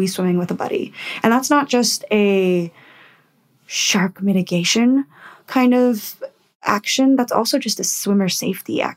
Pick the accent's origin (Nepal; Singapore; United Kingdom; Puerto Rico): Puerto Rico; now in Western Australia, Australia; my home country. So I'm from Puerto Rico